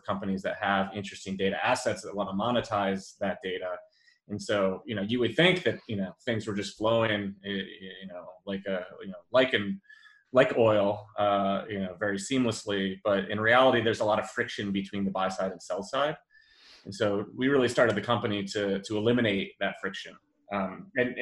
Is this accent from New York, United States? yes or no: yes; Western New York, United States; growing up in Western New York